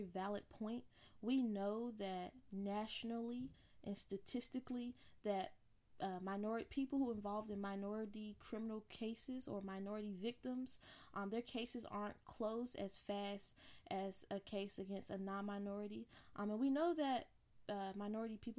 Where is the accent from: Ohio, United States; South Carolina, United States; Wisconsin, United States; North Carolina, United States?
North Carolina, United States; Goldsboro; we're from Goldsboro, born and raised